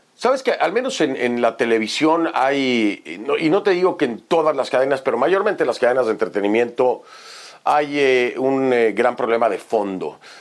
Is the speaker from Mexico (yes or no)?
yes; Mexico; moved away as an adult; now in United States; de salir de mi país y llegar a otro país